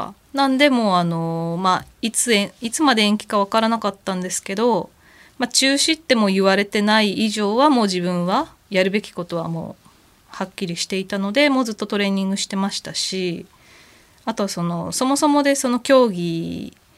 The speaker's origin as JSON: {"language": "Japanese", "region": "Tokyo", "country": "Japan", "tie": "born or raised there", "said": "地元の東京だから"}